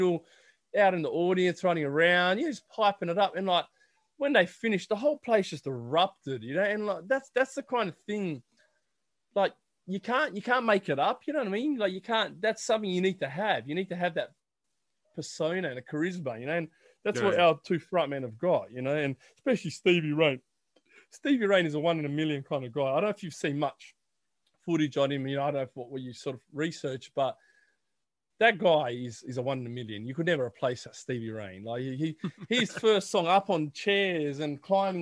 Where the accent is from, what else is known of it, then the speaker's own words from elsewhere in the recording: Australia; we're from Australia